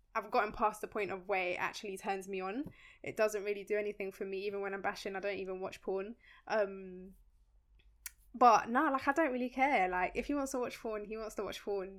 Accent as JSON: {"language": "English", "country": "Colombia", "moved": "yes", "said": "we're from Colombia. Our parents are from Colombia"}